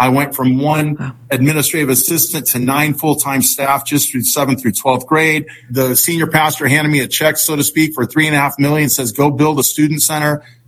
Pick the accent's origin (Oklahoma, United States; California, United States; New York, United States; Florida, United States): California, United States; San Francisco; born there; Well, it all began when I was born in San Francisco, 1961.